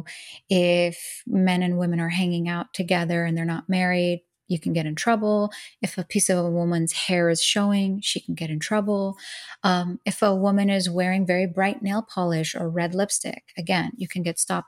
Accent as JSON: {"language": "English", "region": "Dubai", "country": "United Arab Emirates", "tie": "born there", "said": "I am an Iranian American. I was born in Dubai, United Arab Emirates. I was born after the revolution of 1979. My parents were not living in Iran when I was born, obviously."}